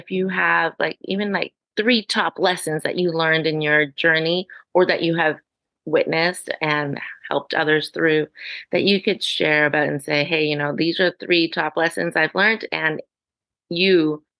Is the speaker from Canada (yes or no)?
yes; Canada; I am Canadian.